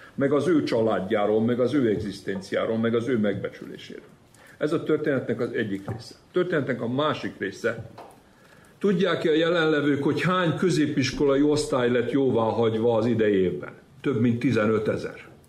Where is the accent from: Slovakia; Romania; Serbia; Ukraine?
Serbia; Vojvodina; Én mindig vajdasági magyarnak éltem meg magam, és úgy is vallom